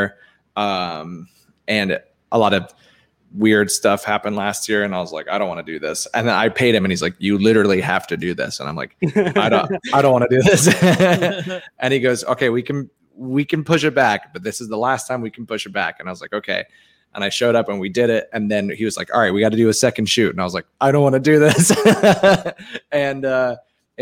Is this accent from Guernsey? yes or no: yes; Guernsey; now in Tampa, United States; I'm from a small 5x7 square mile island called Guernsey in the British Channel